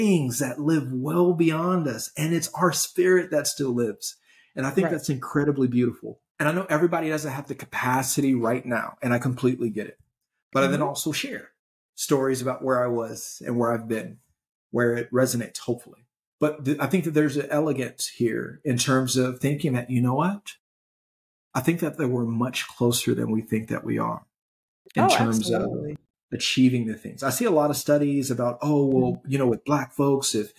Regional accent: Gary, Indiana, United States; growing up in Gary

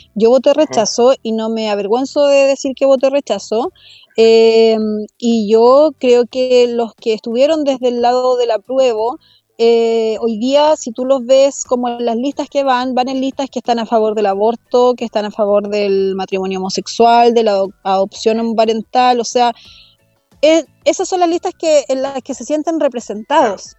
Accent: El Bosque, Santiago Metropolitan Region, Chile; la comuna donde, donde yo crecí, donde yo nací, que es la comuna del bosque

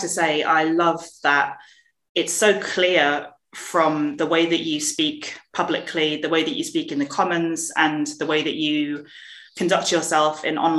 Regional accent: London, United Kingdom; And I grew up in Southeast London, and I was so lucky to be surrounded by lots of people from different backgrounds.

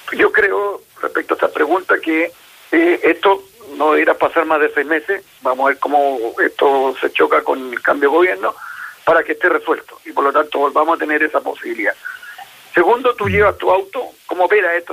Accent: Chile

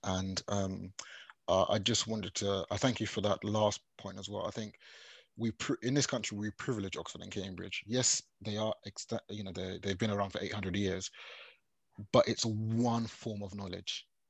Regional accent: Nigeria; I know I'm Nigerian, but I'm not a full Nigerian.

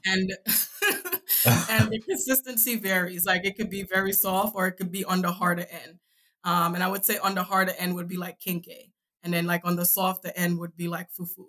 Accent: New York City, New York, United States; also born or lived in Saint Vincent and the Grenadines / Virginia; I'm from Brooklyn

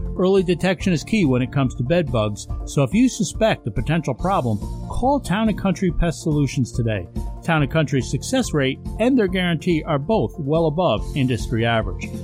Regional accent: Hudson Valley, New York, United States; moved away as an adult; now in Western New York, United States; I grew up down in the Hudson Valley

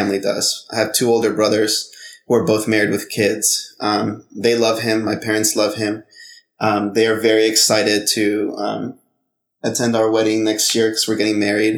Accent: Honduras; I'm from Honduras.

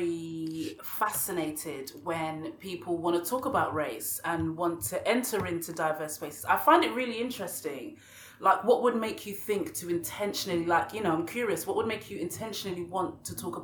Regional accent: Bexleyheath, London, United Kingdom; I grew up in Kent, in Bexley Heath.

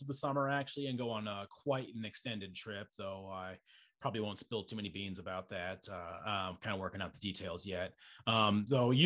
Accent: Estes Park, Colorado, United States; where I grew up in Estes Park

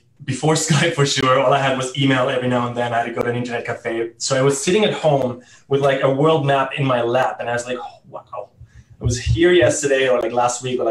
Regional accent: Germany; first language German; English is a second language; moved away as an adult; also born or lived in Italy / South America; I grew up in Germany

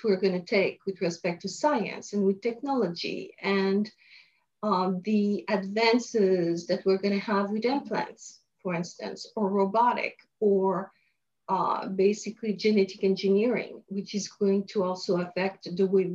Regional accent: France; moved away as an adult; also born or lived in Montreal, Canada; now in Los Angeles, United States; I was born in France, grew up in France until I had the opportunity to study in Montreal, Canada

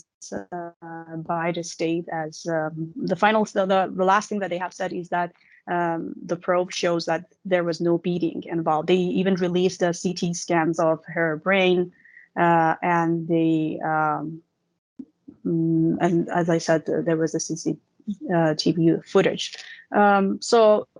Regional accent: Iran; in my hometown, because it's considered more conservative and more traditional

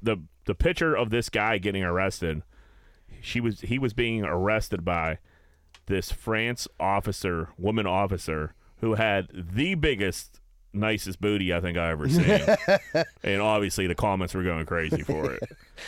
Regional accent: Pittsburgh, Pennsylvania, United States; accent: Pittsburgh

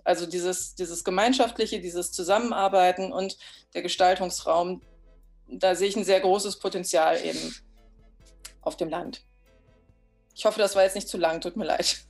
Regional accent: the West, western Germany, Germany; moved away as an adult; now in Oderbruch, Germany; ich bin zwar selber auf dem Dorf groß geworden, aber äh, im Westen

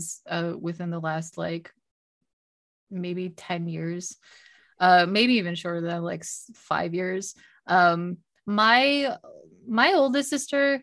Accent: near Detroit, Michigan, United States; I grew up near Detroit

